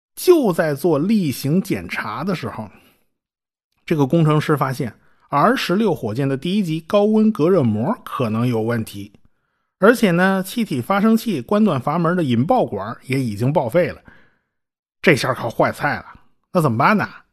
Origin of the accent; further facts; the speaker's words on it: China; 我们中国人